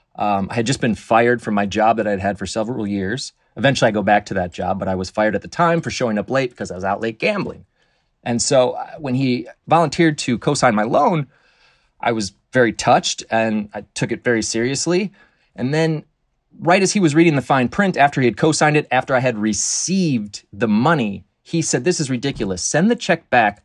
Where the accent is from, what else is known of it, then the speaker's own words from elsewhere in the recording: Michigan, United States; I grew up in Michigan